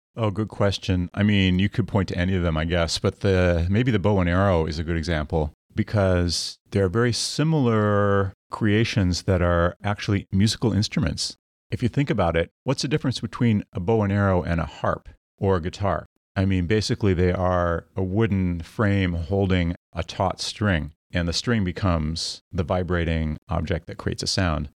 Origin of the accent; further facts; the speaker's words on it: Midwest, United States; I grew up in the Midwest